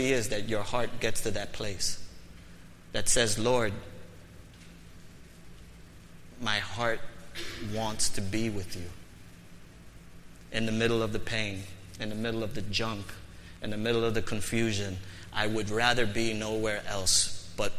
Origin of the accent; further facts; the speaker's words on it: New York City, New York, United States; I was born and raised in the Bronx